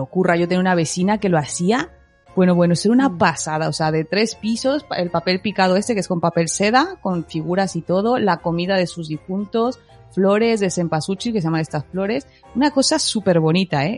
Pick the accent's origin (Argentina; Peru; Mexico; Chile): Mexico; soy mexicana